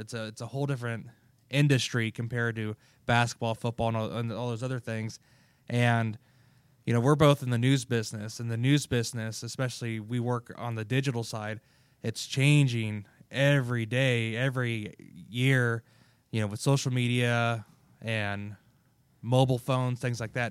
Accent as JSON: {"language": "English", "region": "Kansas", "country": "United States", "said": "I'm from Kansas"}